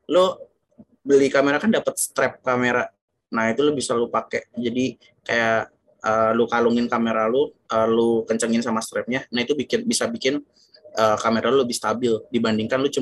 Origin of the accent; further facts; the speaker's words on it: Yogyakarta, Special Region of Yogyakarta, Indonesia; now in Jakarta, Indonesia; gue pernah berbulan-bulan gitu di gue bawa ke kampung gue di Jogja di sana tempatnya lembab